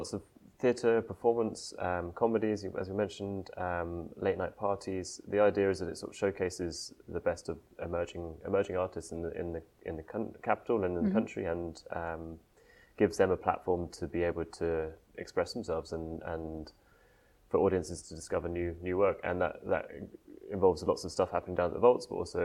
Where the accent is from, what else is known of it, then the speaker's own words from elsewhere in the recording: just outside Guildford in Surrey, South East England, United Kingdom; moved away as an adult; also born or lived in Exeter; now in London, United Kingdom; I was born in just outside Guildford in Surrey, and I lived there all my life